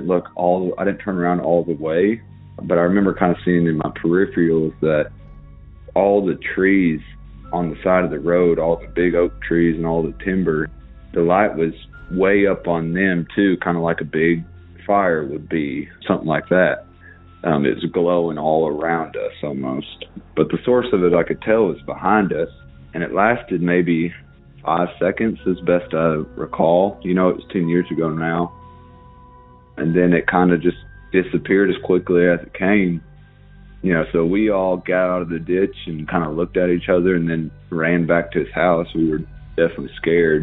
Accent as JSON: {"language": "English", "region": "Arkansas", "country": "United States", "said": "I'm from Arkansas. I live up in the Ozark Mountains, a very rural community"}